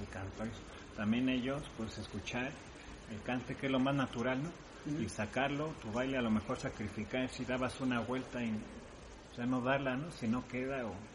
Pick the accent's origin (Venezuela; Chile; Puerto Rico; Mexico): Mexico; also born or lived in Spain; yo siendo mexicano